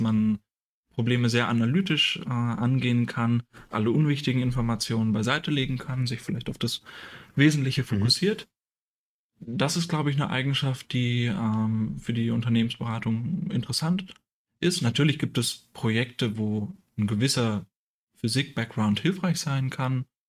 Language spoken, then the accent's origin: German; a small village near Hamelin, Lower Saxony, Germany; moved away as an adult; also born or lived in Münster; ich komme ursprünglich aus einem kleinen Dorf in der Nähe von Hameln